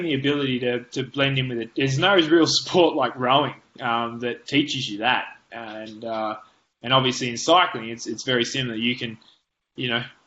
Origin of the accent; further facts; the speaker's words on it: Lord Howe Island, New South Wales, Australia; I grew up, you know, on an island with 300 people